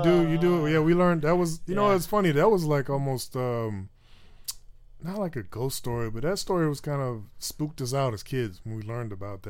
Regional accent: Roanoke, Virginia, United States; born there; So I was born in Roanoke, Virginia, right?

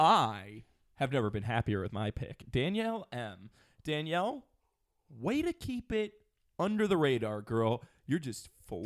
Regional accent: New York area, United States; I'm from the New York area.

